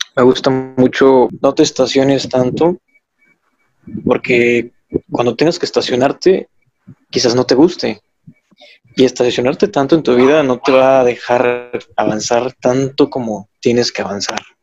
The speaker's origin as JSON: {"language": "Spanish", "town": "Acapulco", "region": "Guerrero", "country": "Mexico", "said": "Soy del puerto de Acapulco"}